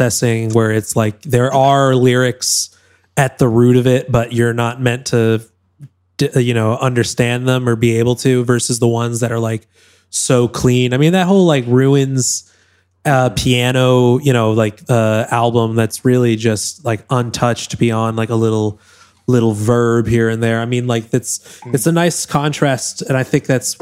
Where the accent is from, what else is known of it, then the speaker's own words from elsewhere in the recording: Newton, Massachusetts, United States; moved away; Boston, Massachusetts, where I'm from. Newton, Mass, outside of Boston